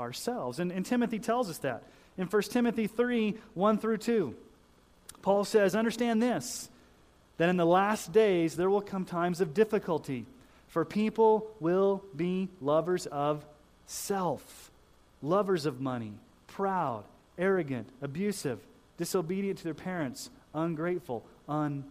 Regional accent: Colorado Springs, Colorado, United States; moved away; I grew up in Colorado Springs

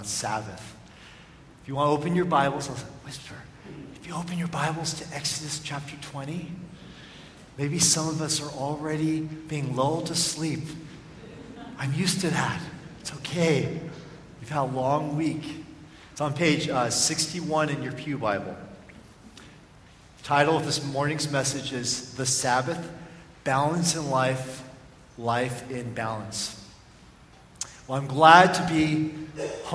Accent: Oakland, California, United States; growing up in Oakland with my parents

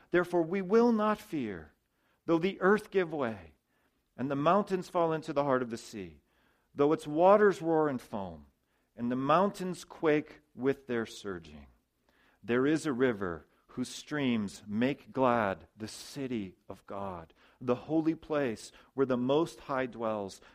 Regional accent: United States; I'm a citizen of the U.S., I'm an American

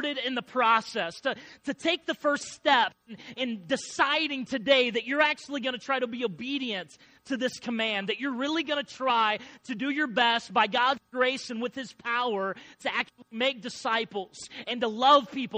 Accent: Illinois, United States; I grew up in Illinois, and my grandpa was a farmer

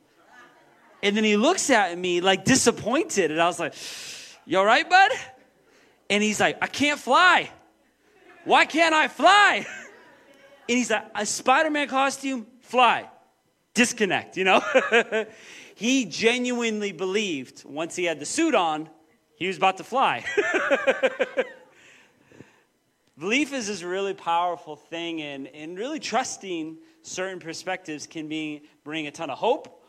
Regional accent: Moses Lake, Washington, United States; moved away as an adult; also born or lived in Portland; I grew up in Moses Lake and then went to Bible college for a few years.

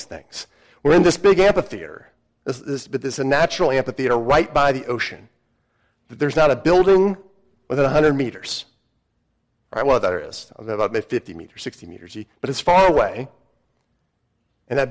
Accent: United States; I'm an American citizen

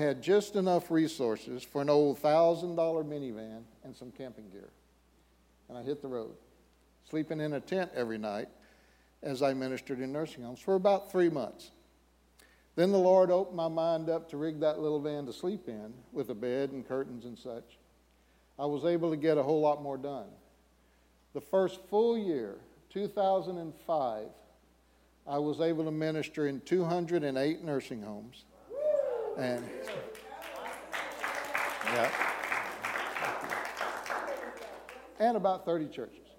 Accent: Texas, United States; moved away; I'm originally from Texas

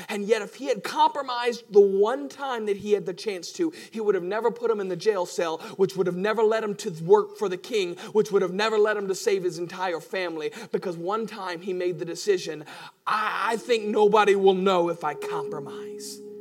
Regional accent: United States; we're Americans

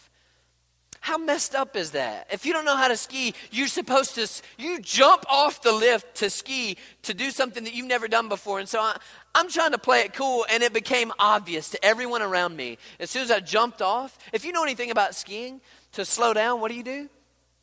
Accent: Mississippi, United States; I'm from Mississippi, okay? I mean, like, we don't know nothing about snow skiing

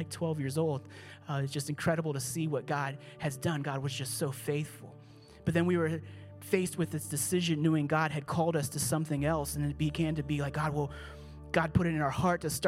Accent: Pittsburgh, Pennsylvania, United States; I grew up here. I'm from Pittsburgh.

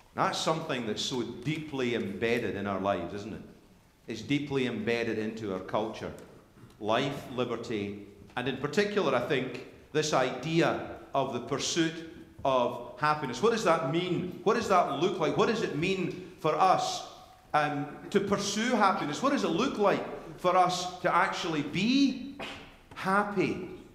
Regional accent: Scotland, United Kingdom; when I was growing up in Sunday school and in, in, in, in, church in Scotland

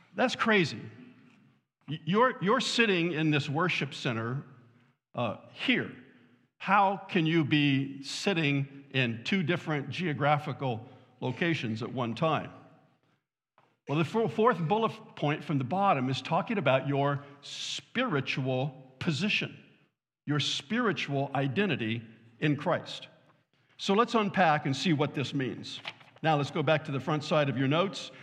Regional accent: Southern California, United States; now in Fort Wayne, United States; I was born and raised in Southern California

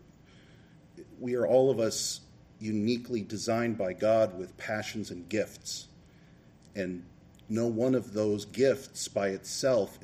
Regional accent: Rochester, Minnesota, United States; also born or lived in Macomb, Illinois; B'nai Israel was the synagogue I grew up in here in Rochester

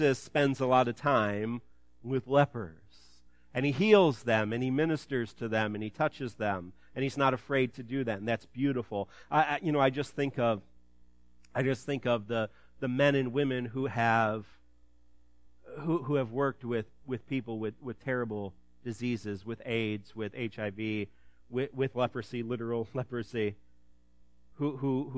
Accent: Ottawa, Illinois, United States; My hometown, Ottawa

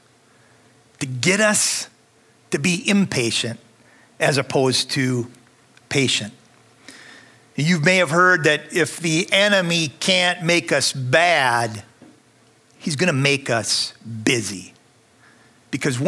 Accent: Minnesota, United States; accent: northern; I'm from Minnesota, so you can probably hear some of my northern accent

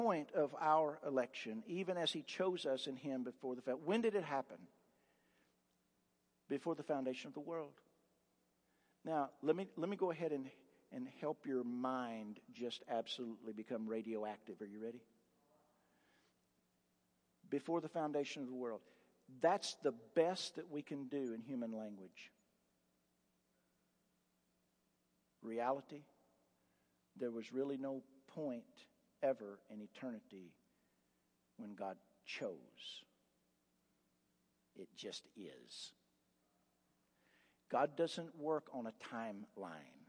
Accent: Appalachia, United States; I'm a hick from Appalachia.

